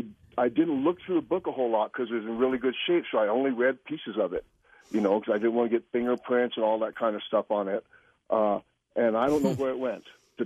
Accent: Los Alamos, New Mexico, United States; I was born and raised in Los Alamos, New Mexico

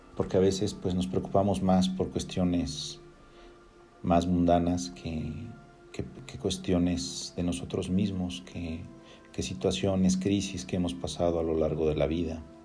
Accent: Mexico; yo soy de México

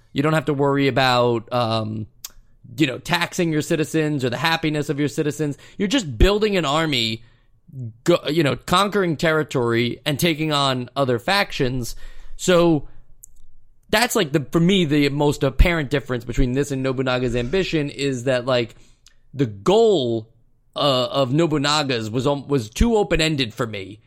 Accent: United States; being an American.

